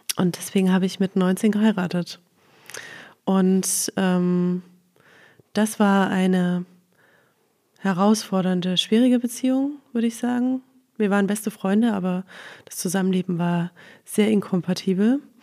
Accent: Leipzig, Saxony, Germany; moved away as an adult; also born or lived in Black Forest / Crailsheim; ich komme aus Leipzig tatsächlich.

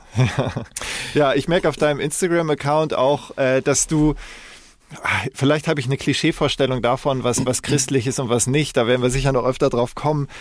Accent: Koblenz, Rhineland-Palatinate, Germany; also born or lived in Munich / Rottach-Egern / Ilmenau / Stralsund (ancestry); now in Hamburg, Germany; bin in München geboren ähm, und äh, im Rheinland in Koblenz aufgewachsen. Also ich war äh, ersten fünf Jahre meines Lebens war ich südlich von München

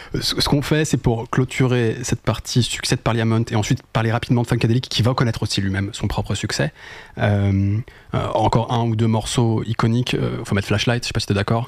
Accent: France; en tant que Français

